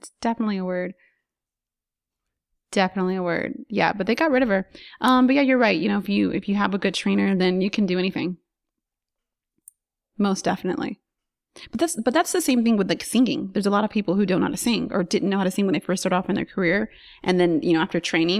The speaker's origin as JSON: {"language": "English", "town": "Harbor City", "region": "California", "country": "United States", "said": "I'm from Harbor City."}